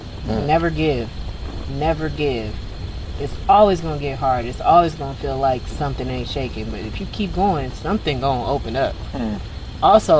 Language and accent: English; Detroit, Michigan, United States; moved away as an adult; now in Los Angeles, United States; I moved out here from Detroit, Michigan. I was born in L.A. I was raised in Detroit. And I moved out here in 2010 to be an actress.